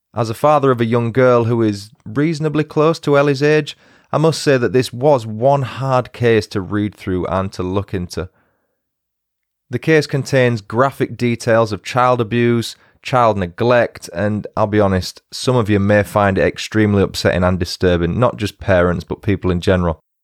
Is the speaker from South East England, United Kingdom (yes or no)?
no; York, Yorkshire and the Humber, United Kingdom; we're both from the north. She's northeast and I'm from York